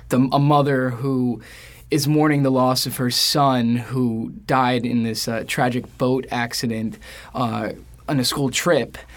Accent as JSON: {"language": "English", "town": "New York City", "region": "New York", "country": "United States", "tie": "born or raised there", "said": "I'm from New York? York. I grew up in Queens."}